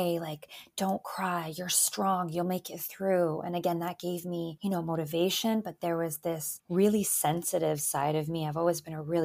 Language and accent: English; Canada; English is a second language; also born or lived in Albania; I was born in Albania. Moved to Canada with my family when I was 3. So English is actually my second language. Kind of got settled into Canadian life quite quickly